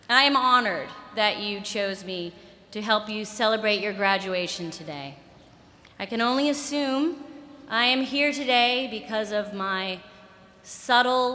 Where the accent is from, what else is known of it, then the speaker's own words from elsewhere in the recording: Boston, Massachusetts, United States; now in New York, United States; as a Bostonian